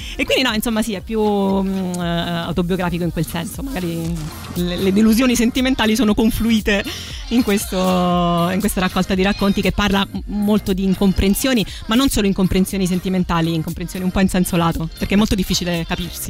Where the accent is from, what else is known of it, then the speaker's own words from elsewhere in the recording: Rome, Lazio, Italy; ho avuto un'infanzia eh, a Roma Nord